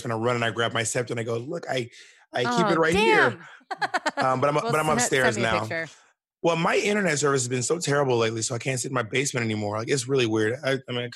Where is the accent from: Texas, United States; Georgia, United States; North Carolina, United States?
Georgia, United States; Columbus; moved away as an adult; also born or lived in Alabama / Mississippi / New York City; I was born in Columbus, Georgia. I was raised in Georgia, Alabama, and Mississippi, but mostly in Georgia